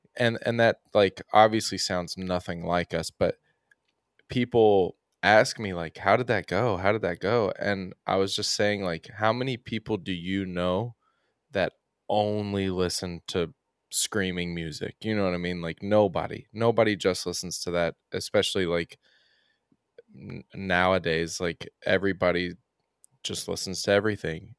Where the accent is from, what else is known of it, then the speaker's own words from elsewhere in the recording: Oldham County, Kentucky, United States; I'm from Oldham County, which is, like, thirty minutes outside of Louisville